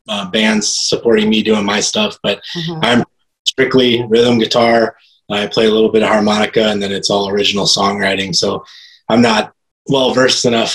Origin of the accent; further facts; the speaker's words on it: Spirit Lake, Iowa, United States; also born or lived in Minnesota; now in Des Moines, United States; originally I grew up in Northwest Iowa, up in Spirit Lake. That's my hometown.